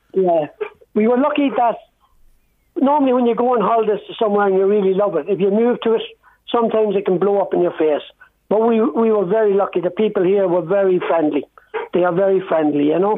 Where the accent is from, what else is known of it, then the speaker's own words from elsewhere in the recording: Dundalk, County Louth, Ireland; now in Italy; I was born and, and reared there